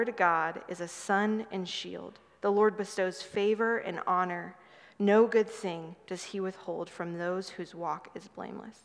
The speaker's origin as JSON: {"language": "English", "region": "Nebraska", "country": "United States", "tie": "born or raised there", "also_born_or_lived": "Midwest / Southern California", "moved": "yes", "lives_now": "Dallas, United States", "said": "I grew up in a small town in Nebraska originally and moved around in the Midwest a bit"}